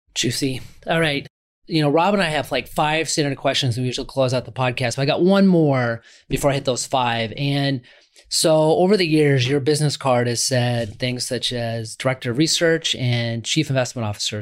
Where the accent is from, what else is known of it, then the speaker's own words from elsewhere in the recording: Omaha, Nebraska, United States; I'm from Omaha, Nebraska